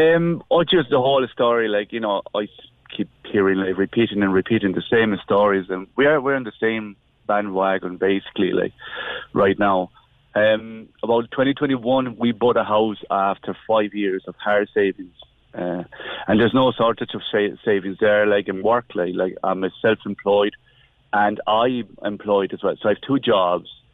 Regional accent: Spain; moved away as an adult; now in Ireland; we're coming from from Spain, so we've been living in Ireland for the last twenty years

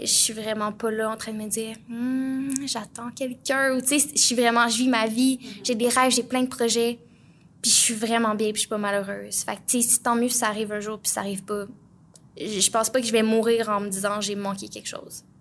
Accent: Plessisville, Quebec, Canada; moved away; je viens de Plessisville, euh, donc en région

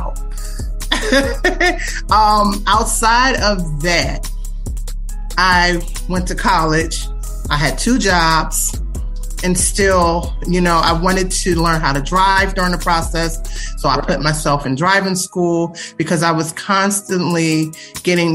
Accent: Philadelphia, Pennsylvania, United States; I am from Philly, born and raised in North Philadelphia, Fairmount section

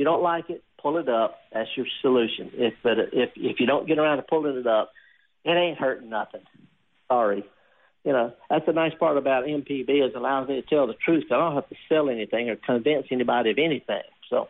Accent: Isle of Man; now in United States; I'm not Irish, but I'm from the Isle of Man, which is off the coast of Ireland, and that counts.

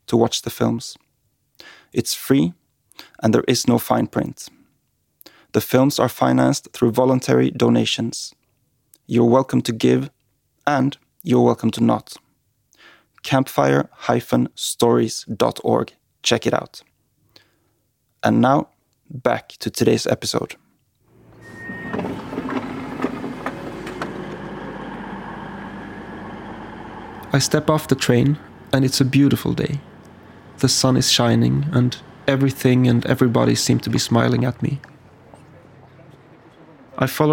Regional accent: Sweden; my home country of Sweden

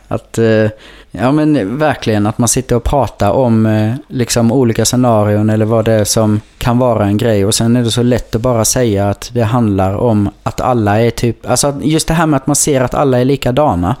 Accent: Kallinge, Blekinge, Sweden; för mig nere i Kallinge där jag växte upp

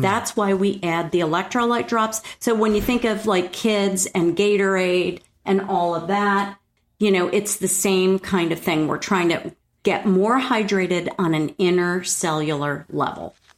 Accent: New York, United States; moved away; I grew up in New York

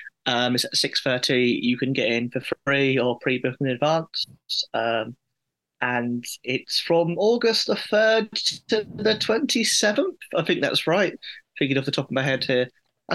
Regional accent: Watford, East of England, United Kingdom; I grew up near Watford.

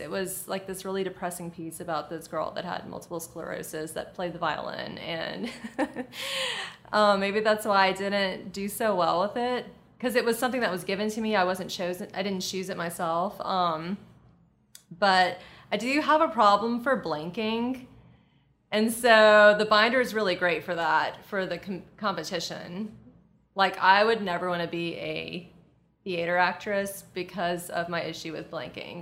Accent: Lafayette, Louisiana, United States; moved away as an adult; now in Destin, United States; I grew up in Lafayette, Louisiana, and I moved here to Destin, Florida

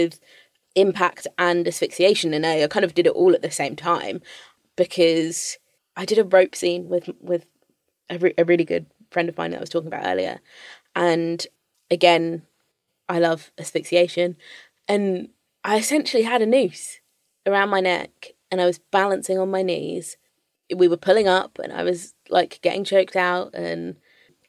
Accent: London, United Kingdom

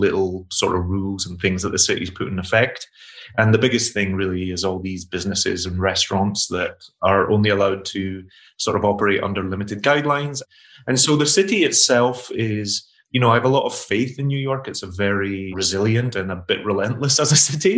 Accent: Glasgow, Scotland, United Kingdom; I grew up in Glasgow in the 80s, and my mother suffered with alcoholism my entire life

